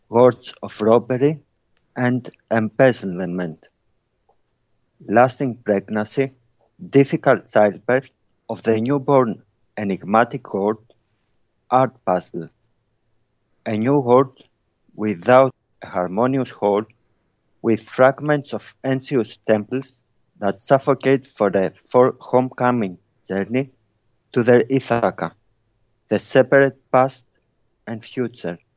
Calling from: Bristol, South West England, United Kingdom; Um, it's Bristol, UK.

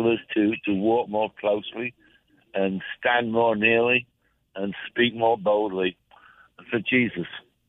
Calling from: Jacksonville, Florida, United States; Oh, Jacksonville, Florida.

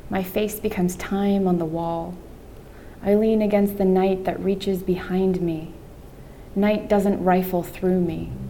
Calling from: Miami, Florida, United States; And I am coming from Miami, Florida, which is a historically conservative state.

